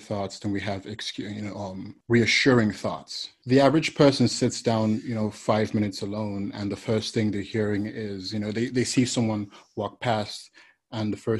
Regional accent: Nigeria; moved away as an adult; now in United States; I'm originally from Nigeria, West Africa, and I moved to the United States when I was about 19 years old

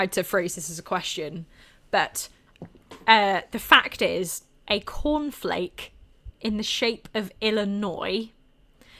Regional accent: Welsh, Wales, United Kingdom; I like being Welsh

